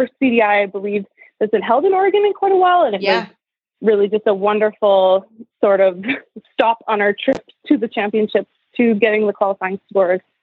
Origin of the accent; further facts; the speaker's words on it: Edmonton, Alberta, Canada; I'm from Edmonton, Alberta in Canada